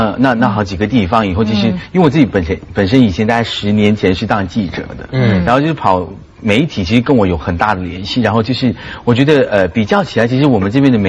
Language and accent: Chinese; Malaysia; 我是马来西亚人。